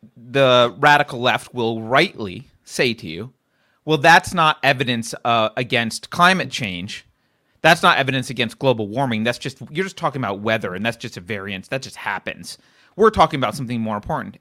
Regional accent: California, United States; as a Californian

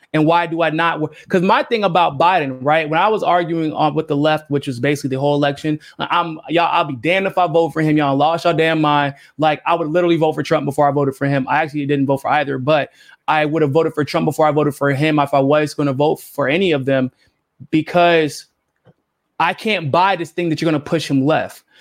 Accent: United States; as an American

